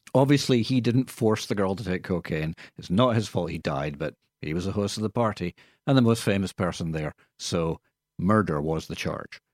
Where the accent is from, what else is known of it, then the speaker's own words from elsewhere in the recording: Scotland, United Kingdom; accent: Scottish; now in Australia; people would say, "Where's that accent from?" And I would say, "From Scotland."